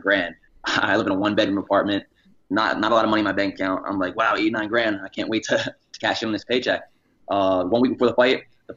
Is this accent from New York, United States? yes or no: yes; New York, United States; I'm from New York